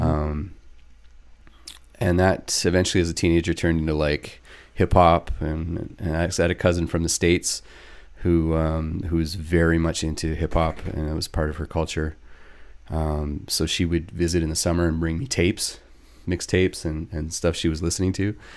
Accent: northern British Columbia, Canada; I grew up here in British Columbia, and it's just a province in Canada if you're watching from elsewhere on the West Coast. Um, I'm from northern B C.

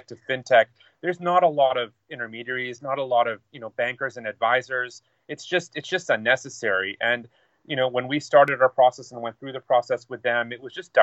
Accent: United States; me being American

